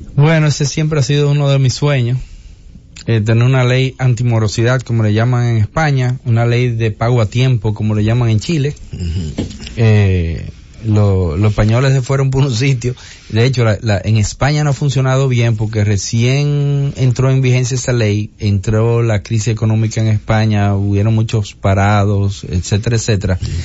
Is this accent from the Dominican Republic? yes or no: yes; Dominican Republic; nuestra identidad. ¿Tú me entiendes? Como dominicanos en esa zona